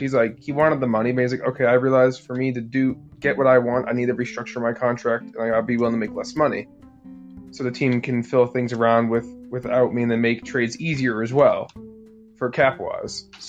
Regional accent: Chicago, Illinois, United States; I grew up in Chicago

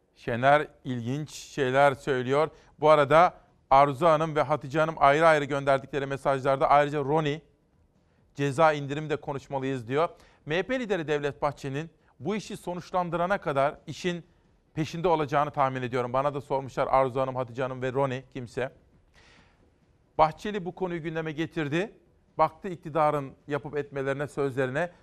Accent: Simav, Kütahya, Turkey; moved away; ben çocukken Kütahya Simav'da biz de annemle akşam saatlerinde giderdik pazara

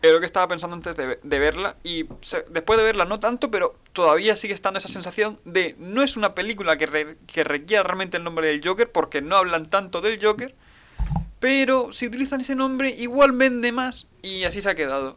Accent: Spain; soy español

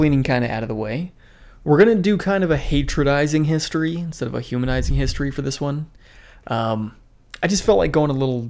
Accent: New York, United States; Which I kind of think back in New York in the day, didn't everybody get bullied? Isn't New York kind of like, we're from New York, we're tough?

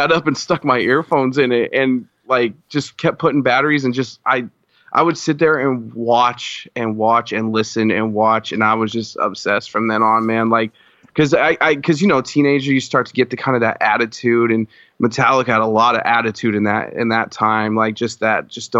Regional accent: Colorado, United States; cause I'm originally from Colorado. {S1} Okay. {S2} So I was born and raised there, and I spent 25 years there of my life. I'm 27 now.

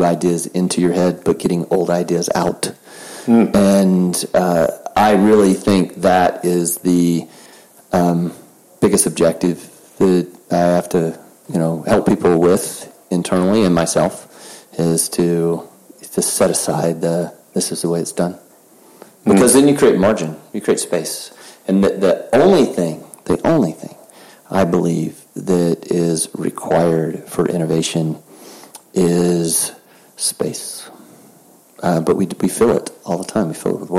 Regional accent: the South, United States; I'm from the South

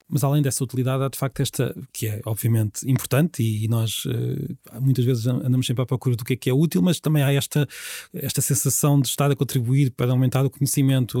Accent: Peniche, Leiria District, Portugal; now in Lisbon, Portugal; eu nasci em Peniche

